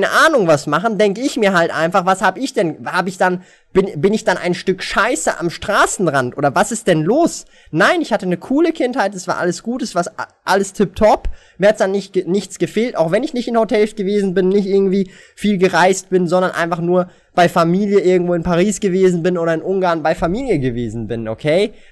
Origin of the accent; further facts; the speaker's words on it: Switzerland; born there; mein Vater ist nicht hier geboren in der Schweiz. Ich bin die erste Generation, die hier geboren worden ist.